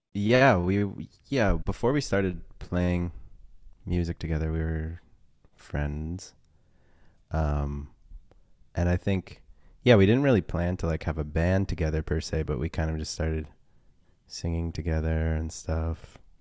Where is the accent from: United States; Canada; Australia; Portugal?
Canada; Toronto, Ontario; We're from Toronto